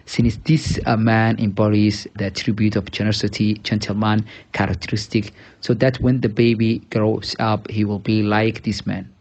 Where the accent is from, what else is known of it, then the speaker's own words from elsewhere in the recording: Somaliland, Somalia; I'm from Somaliland, northern of Somalia.